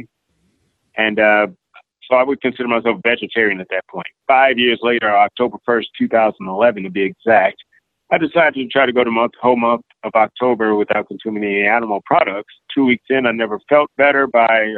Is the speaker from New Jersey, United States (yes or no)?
no; East St. Louis, Illinois, United States; I'm originally from East St. Louis, Illinois, Midwestern town, just across the river from St. Louis, Missouri.